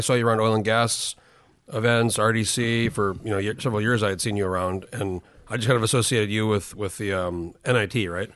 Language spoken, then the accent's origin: English; New Mexico, United States; also born or lived in Chicago; I grew up in New Mexico, but we went back home a lot